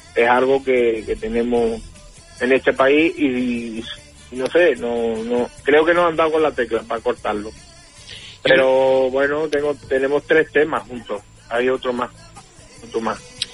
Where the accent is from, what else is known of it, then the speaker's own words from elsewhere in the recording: Morón de la Frontera, Andalusia, Spain; Allí en Morón tenemos varios artistas